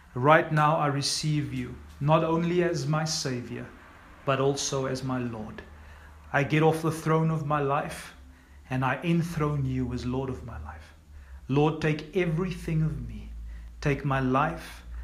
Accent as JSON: {"language": "English", "town": "East London", "region": "Eastern Cape", "country": "South Africa", "tie": "born or raised there", "said": "Cindy and I grew up in East London"}